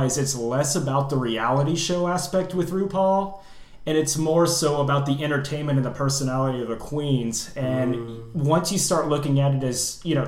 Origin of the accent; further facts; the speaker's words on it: Southern Indiana, United States; I'm from Southern Indiana, so it's really conservative down there